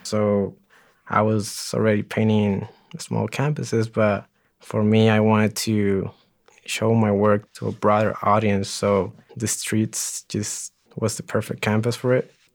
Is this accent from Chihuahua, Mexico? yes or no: yes; Ciudad Juárez, Chihuahua, Mexico; also born or lived in El Paso, Texas / Greeley, Colorado; now in Denver, United States; I was actually born in El Paso, Texas, but I, I lived in Juarez. I was raised in Juarez